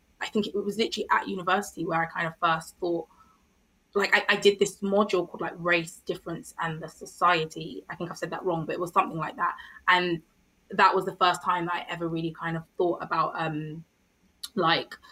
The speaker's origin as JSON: {"language": "English", "town": "Croydon", "region": "London", "country": "United Kingdom", "tie": "born or raised there", "said": "I'm from Croydon, which is like a, you know, for me, a really prominent part of my like identity"}